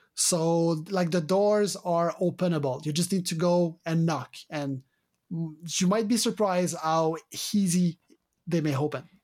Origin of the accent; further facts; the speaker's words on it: Canada; accent: French Canadian; my French Canadian accent